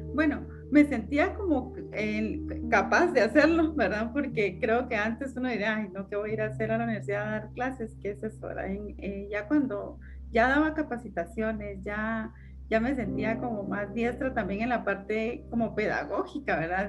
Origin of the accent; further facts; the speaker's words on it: Morales, Izabal, Guatemala; Yo, yo nací en, la, en uno de los departamentos de Guatemala que se llama Izabal, ¿verdad? En un municipio que se llama Morales Izabal